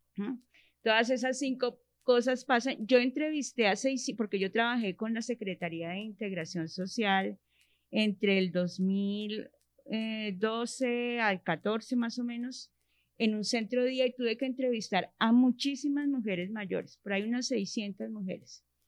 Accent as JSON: {"language": "Spanish", "region": "Bogotá", "country": "Colombia", "tie": "born or raised there", "also_born_or_lived": "Usaquén, Bogotá", "said": "Nací en Bogotá, soy rola de pura cepa, como se dice. Eh, crecí en el barrio Minuto de Dios"}